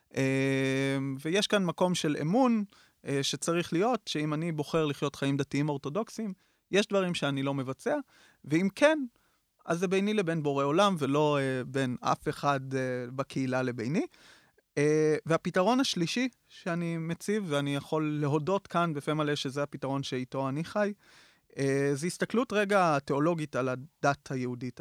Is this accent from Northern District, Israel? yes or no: yes; Lavi, Northern District, Israel; גדלתי בקיבוץ לביא, אה, שזה קיבוץ דתי ליד טבריה